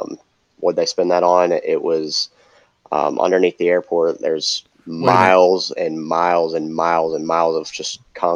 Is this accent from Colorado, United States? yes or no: yes; Denver, Colorado, United States; moved away; I grew up in Denver